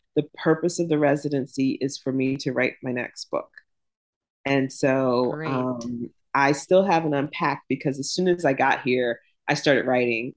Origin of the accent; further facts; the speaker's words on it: Jacksonville, Florida, United States; also born or lived in Pittsburgh, Pennsylvania; now in Oxford, Mississippi, United States; I grew up in the South, um, Jacksonville, Florida